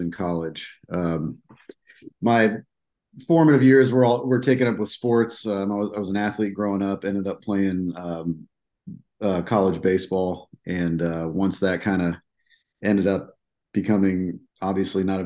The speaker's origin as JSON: {"language": "English", "town": "Des Moines", "region": "Iowa", "country": "United States", "tie": "born or raised there", "said": "I'm from Central Iowa here. I was born and raised in Des Moines."}